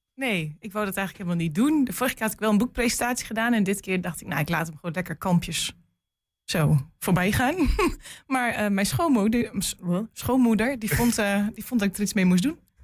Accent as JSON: {"language": "Dutch", "town": "Geesteren", "region": "Overijssel", "country": "Netherlands", "tie": "born or raised there", "also_born_or_lived": "Almelo", "said": "ik kom eigenlijk uit Geesteren. En ik ging in Almelo naar school."}